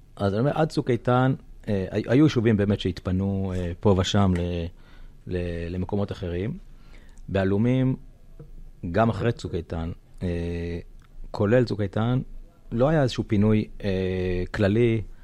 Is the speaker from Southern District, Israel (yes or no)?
yes; Kvutzat Yavne, Southern District, Israel; moved away as an adult; now in Alumim, Israel; אני יליד קבוצת יבנה, קיבוץ אה, דתי